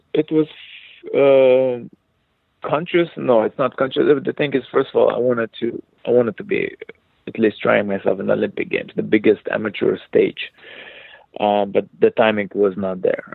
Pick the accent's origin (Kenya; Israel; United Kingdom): Israel; now in United States; when I was uh, growing up in Israel, I was non non non religious person